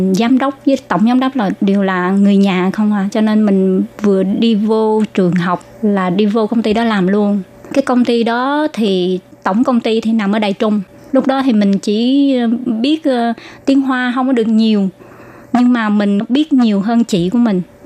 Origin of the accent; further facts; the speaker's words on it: Ho Chi Minh City, Vietnam; moved away as an adult; now in Taiwan; mình sanh đẻ ở từ nhỏ ở thành phố Hồ Chí Minh và ở tại quận 10.